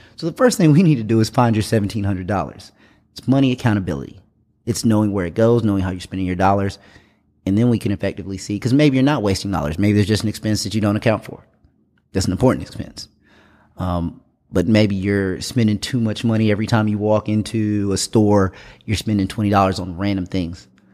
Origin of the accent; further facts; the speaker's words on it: Greenville, South Carolina, United States; also born or lived in Indianapolis, Indiana / Germany; I was born in Indianapolis, Indiana. Uh, I moved to Greenville, South Carolina when I was around six with my grandparents. Uh, was raised here, went to Wayne Hampton High School here in Greenville